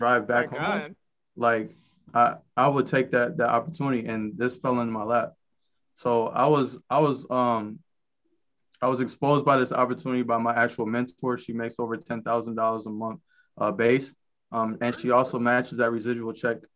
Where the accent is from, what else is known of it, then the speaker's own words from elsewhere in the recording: Rockford, Illinois, United States; I'm from Rockford, Illinois